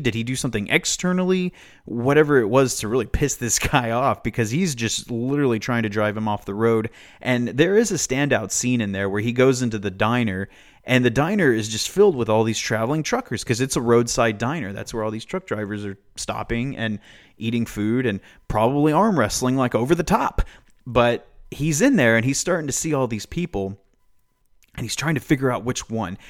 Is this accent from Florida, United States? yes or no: no; Amarillo, Texas, United States; in my hometown